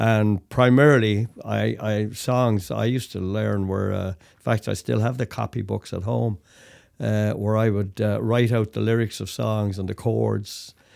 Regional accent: Dublin, Leinster, Ireland; moved away as an adult; also born or lived in Toronto, Canada; now in Canada; I'm from Dublin, Ireland, brought up in Dublin, Ireland, left Dublin when I was nineteen

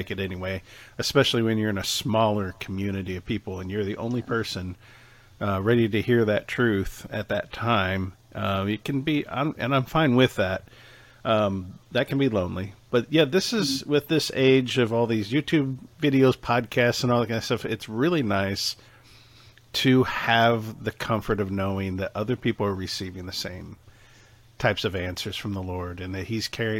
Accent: Michigan, United States; also born or lived in Ohio; now in Independence, United States; I was born in Michigan and I was born and raised. I was raised in Ohio and Michigan back and forth.

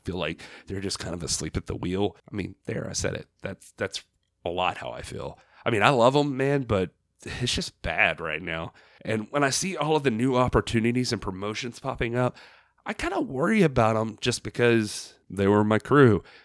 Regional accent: Southeast, United States; I was growing up in the Southeast

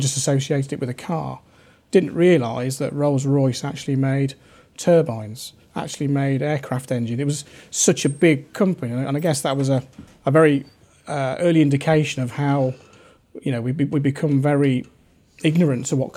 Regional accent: Rugby, West Midlands, United Kingdom; I think it was in my genes, really, um, and also growing up in Rugby. Uh, it's a very industrious area.

